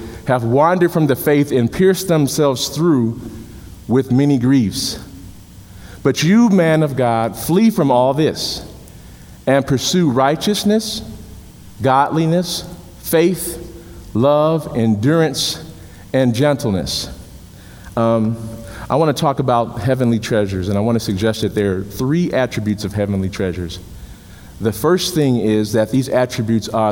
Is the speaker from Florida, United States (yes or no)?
no; Chicago, Illinois, United States; When I was a kid growing up in Chicago